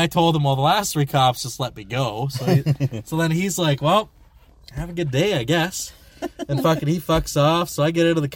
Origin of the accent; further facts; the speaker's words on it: Ontario, Canada; I'm out of province. I'm from Ontario.